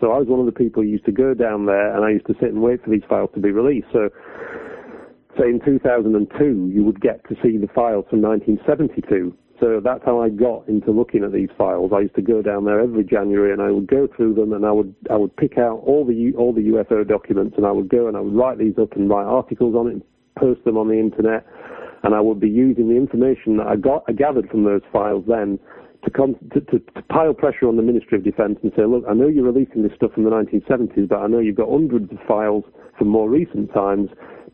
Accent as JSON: {"language": "English", "country": "United Kingdom", "said": "as a British taxpayer"}